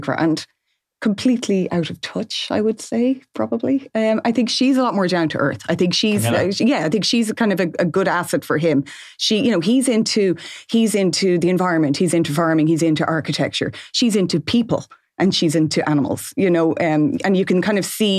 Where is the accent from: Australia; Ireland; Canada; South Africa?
Ireland; we know as Irish people